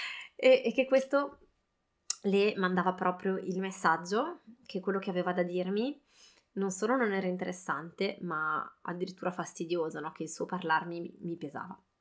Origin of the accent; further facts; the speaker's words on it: Italy; now in France; noi, eh, genitori siamo entrambi italiani, a casa parliamo italiano